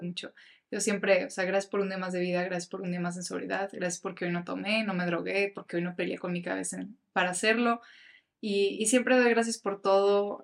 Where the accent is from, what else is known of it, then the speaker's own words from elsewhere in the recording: Mexico; me encantaría representar a mi país